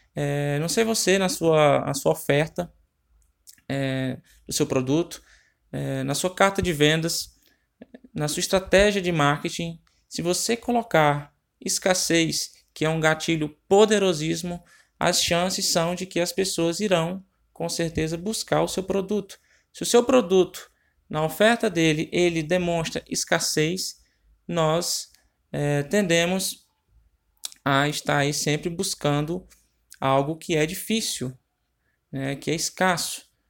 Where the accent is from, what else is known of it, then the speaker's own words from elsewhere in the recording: Ceará, Brazil; eu sou do estado do Ceará